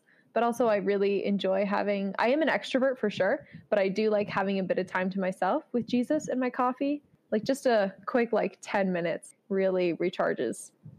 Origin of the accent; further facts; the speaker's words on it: Elmira, New York, United States; I grew up in Elmira.